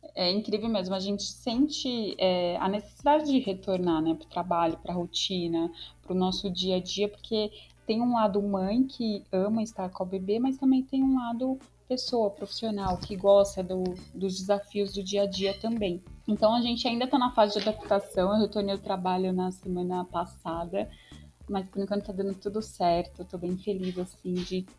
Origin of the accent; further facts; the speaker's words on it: São Paulo, Brazil; sou de São Paulo